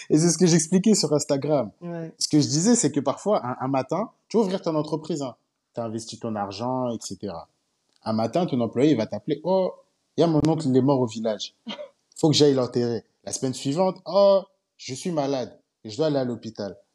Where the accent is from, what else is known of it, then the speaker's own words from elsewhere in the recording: Côte d’Ivoire; je rentre chez moi en Côte d'Ivoire